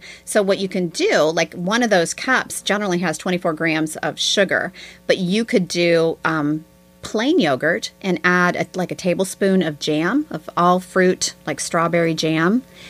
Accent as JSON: {"language": "English", "country": "United States", "said": "I'm an American."}